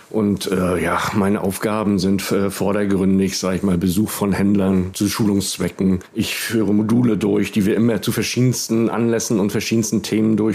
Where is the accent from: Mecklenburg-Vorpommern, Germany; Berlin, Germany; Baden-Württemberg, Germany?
Mecklenburg-Vorpommern, Germany; Teile Sachsen-Anhalts und natürlich meine Heimat Mecklenburg-Vorpommern.